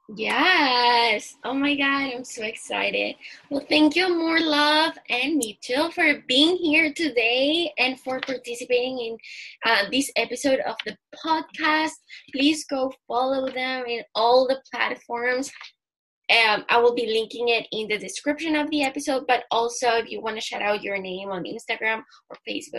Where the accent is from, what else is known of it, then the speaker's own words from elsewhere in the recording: Chile; I'm from Chile